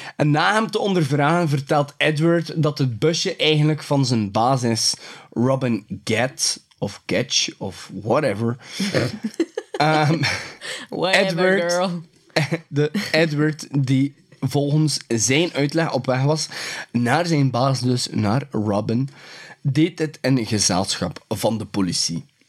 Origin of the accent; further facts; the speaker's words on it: West Flanders, Belgium; bij ons in West-Vlaanderen